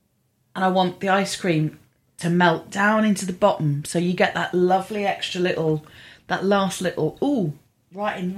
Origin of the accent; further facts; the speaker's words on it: Poole, South West England, United Kingdom; also born or lived in Bournemouth; I grew up in Poole and Bournemouth and we have some of the most glorious beaches in England